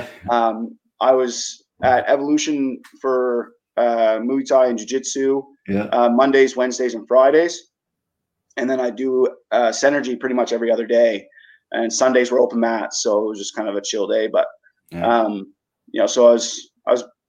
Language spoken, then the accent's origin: English; Woodstock, Canada; moved away; I'm originally from Woodstock